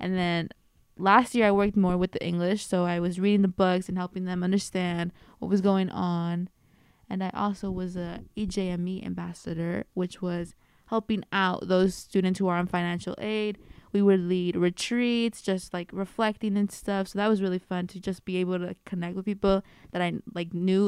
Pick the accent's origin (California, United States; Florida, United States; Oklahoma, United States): California, United States; Bay Area; I am a first year double majoring both in Spanish and sociology, and I am from the Bay Area